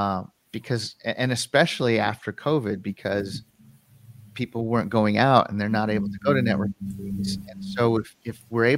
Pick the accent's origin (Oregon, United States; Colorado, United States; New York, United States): Colorado, United States; born or raised there